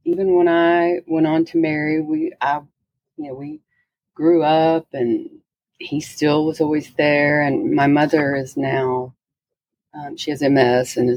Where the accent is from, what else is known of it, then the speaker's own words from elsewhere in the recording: Texas, United States; I grew up in Texas